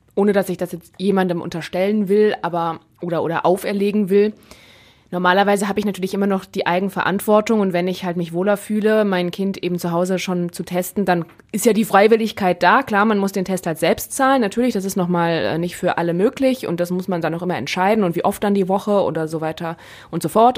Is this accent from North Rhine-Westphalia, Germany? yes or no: yes; Neuss, North Rhine-Westphalia, Germany; meiner Heimatstadt, aus Neuss